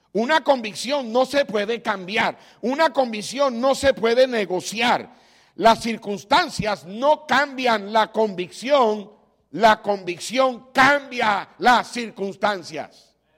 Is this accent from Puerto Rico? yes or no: yes; Puerto Rico; moved away; como decimos en Puerto Rico